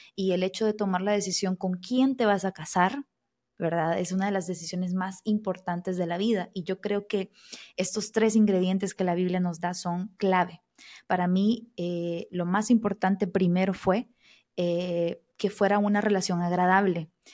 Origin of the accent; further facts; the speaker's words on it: El Salvador; moved away as an adult; now in Brazil; yo soy salvadoreña, o sea, de Centroamérica